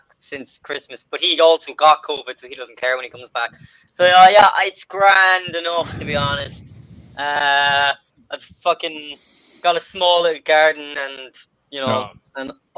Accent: Cork, Munster, Ireland; I'm from Cork

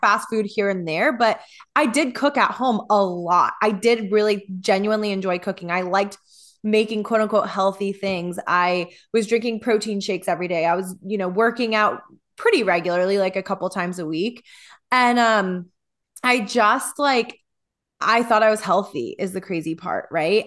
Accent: Midwest, United States; growing up in the Midwest

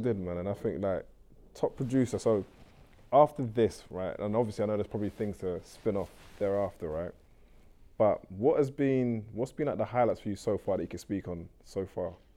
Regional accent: Nigeria; I'm Nigerian

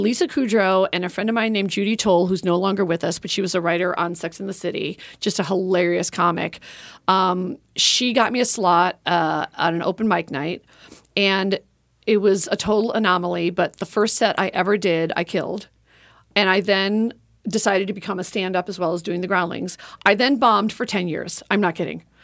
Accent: Oak Park, Illinois, United States; moved away as an adult; now in Los Angeles, United States; I'm from Chicago, so I grew up loving Second City. And when I moved to L A when I was eighteen

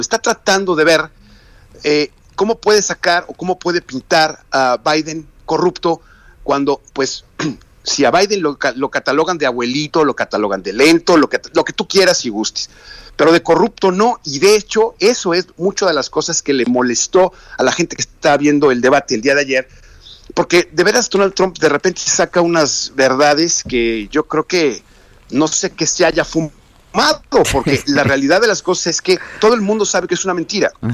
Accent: Mexico; los que somos mexicanos

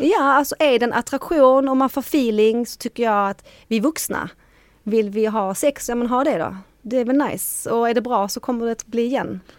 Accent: Sweden; I Sverige är vi inte så sociala

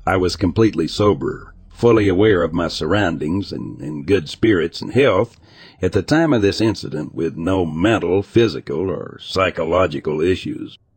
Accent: East Coast, United States; I'm from the East Coast, so I don't know if that's a thing out west in places with large feral dog populations.

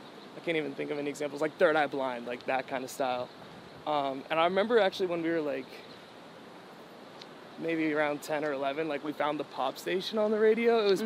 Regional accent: New England, United States; Well, I'm from New England, so, like, a lot of it took place there

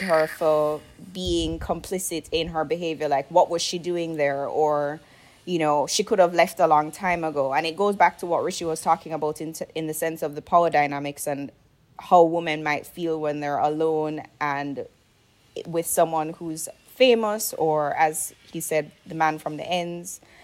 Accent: Jamaica; I grew up in Jamaica

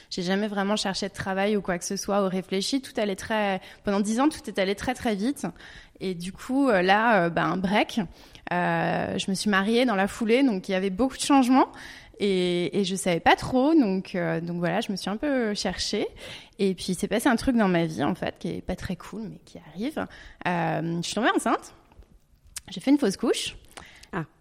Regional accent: Hong Kong; born there; also born or lived in France / Canada / England / Italy; j'ai vécu en, bah, vécu en France évidemment, mais je suis née à Hong Kong. J'ai vécu au Canada, en Angleterre

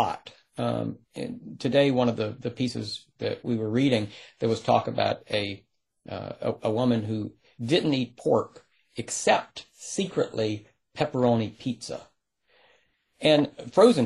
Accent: rural North Carolina, United States; I grew up in North Carolina. And it was, rural North Carolina.

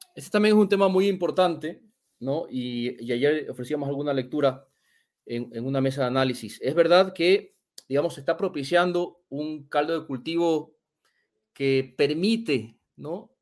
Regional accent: Ecuador; En mi país

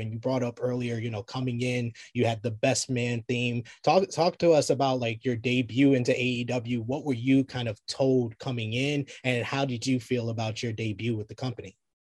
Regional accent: New York, United States; I'm a New Yorker

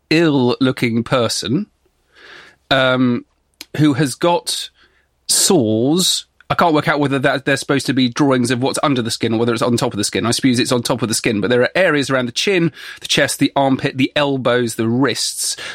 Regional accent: Exeter, South West England, United Kingdom; Okay, the... so we're both from Exeter. We both walk past this every day and also chat about history on Cathedral Green quite a lot.

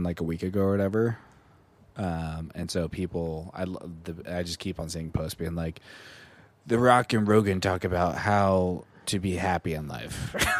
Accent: California, United States; we're from California

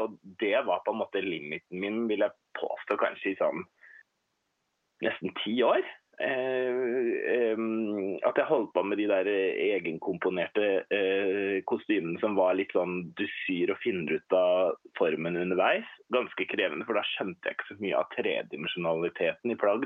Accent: Hurum, Viken, Norway; now in Oslo, Norway; Jeg har vokst opp på Hurum ute på landet, men mm. flytta etter hvert til Oslo

